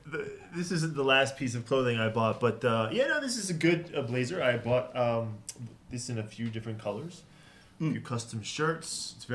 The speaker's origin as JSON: {"language": "English", "town": "Philadelphia", "region": "Pennsylvania", "country": "United States", "moved": "yes", "lives_now": "Hong Kong", "said": "I'm from Philadelphia."}